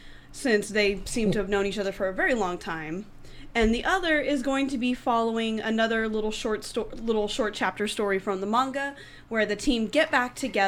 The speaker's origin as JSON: {"language": "English", "region": "Georgia", "country": "United States", "tie": "born or raised there", "moved": "yes", "lives_now": "Dallas/Fort Worth, United States", "said": "I grew up in Georgia"}